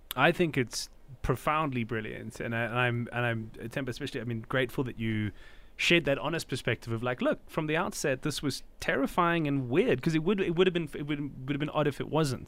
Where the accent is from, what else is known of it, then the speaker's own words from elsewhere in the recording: South Africa; as a South African